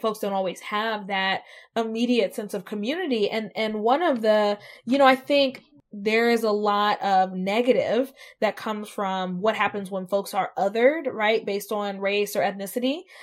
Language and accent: English; Southeast, United States; moved away as an adult; now in Columbus, United States; I'm from the South, and growing up in the Southeast